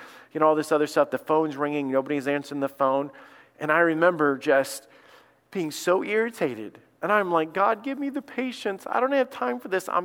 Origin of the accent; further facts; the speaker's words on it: Alabama, United States; I grew up in Alabama. I grew up around snakes